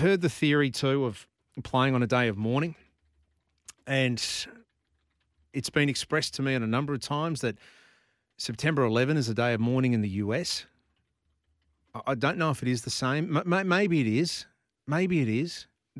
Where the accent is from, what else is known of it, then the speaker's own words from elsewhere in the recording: Australia; But the one thing I am is Australian